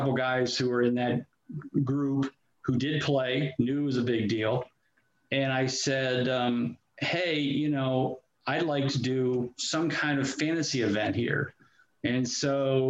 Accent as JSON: {"language": "English", "town": "Canton", "region": "Ohio", "country": "United States", "tie": "born or raised there", "said": "So I live and have lived, born and raised in Canton, Ohio, my entire life"}